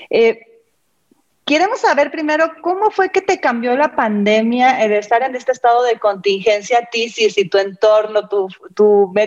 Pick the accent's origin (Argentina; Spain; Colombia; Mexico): Mexico; Mexico City; Soy de la Ciudad de México.